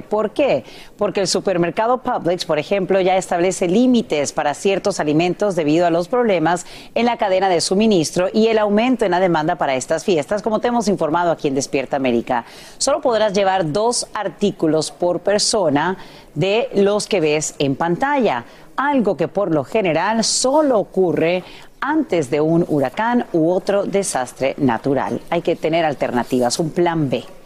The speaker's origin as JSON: {"language": "Spanish", "country": "Honduras", "moved": "yes", "said": "estamos muy orgullosos como hondureños"}